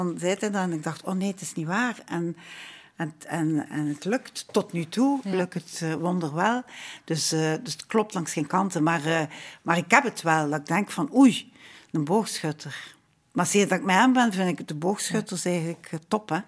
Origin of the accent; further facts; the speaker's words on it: Ghent, Flanders, Belgium; we zijn al twee van Gent